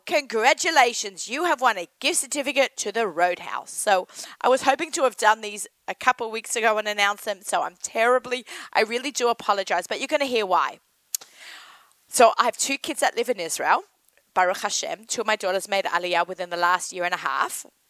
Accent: Sydney, New South Wales, Australia; accent: Australian; now in United States; Sydney, my hometown

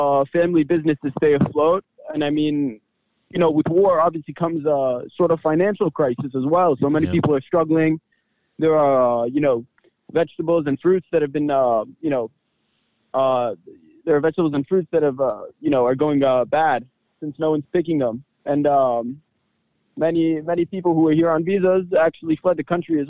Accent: Jersey City, New Jersey, United States; moved away as an adult; now in Kfar Hanasi, Israel; I grew up in Jersey City, New Jersey, to Israeli parents

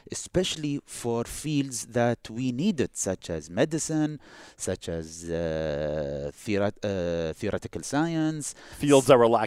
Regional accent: Boston, Massachusetts, United States; whenever I went to New York to visit, and I tell them I'm from Boston, I experienced it firsthand.

